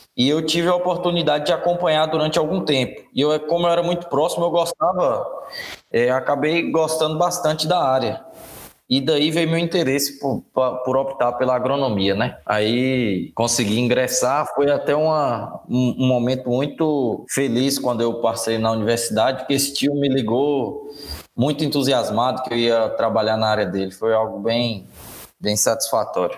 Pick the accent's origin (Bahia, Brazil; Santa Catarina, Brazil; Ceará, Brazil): Bahia, Brazil; Guanambi; moved away as an adult; also born or lived in Janaúba, Minas Gerais; sou natural de Guanambi, Bahia.